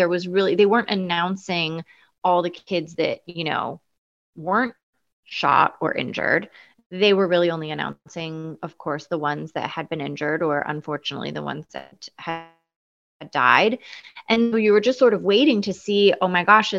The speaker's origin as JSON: {"language": "English", "town": "Eugene", "region": "Oregon", "country": "United States", "tie": "born or raised there", "said": "I grew up in Eugene, Oregon."}